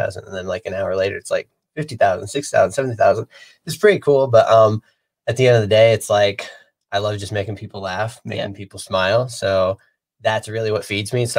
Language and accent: English; Midwest, United States; I was born in the Midwest, so basically like in the middle of the cornfield